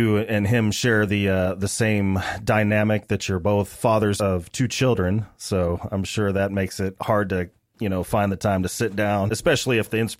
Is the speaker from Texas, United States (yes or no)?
yes; Texas, United States; I was born and raised in Texas, but I have never gotten used to the Texas heat and humidity.